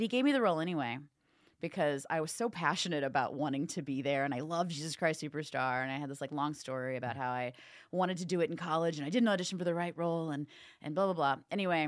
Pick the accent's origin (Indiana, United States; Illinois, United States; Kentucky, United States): Indiana, United States; I felt for her because I'm from Indiana, so I'm still nice and not jaded yet.